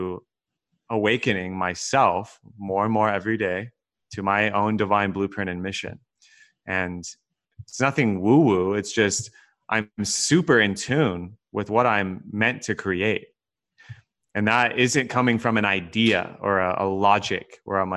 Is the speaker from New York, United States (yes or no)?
no; Texas, United States; moved away as an adult; also born or lived in California; I was born and raised in Texas, grew up very middle class